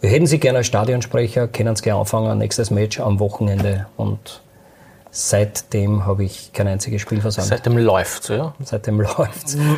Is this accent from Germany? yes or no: no; Lower Austria, Austria; ich komme aus dem Waldviertel.